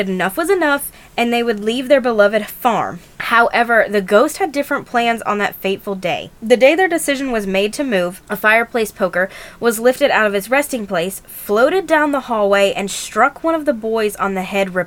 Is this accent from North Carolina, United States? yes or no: yes; North Carolina, United States; we are from North Carolina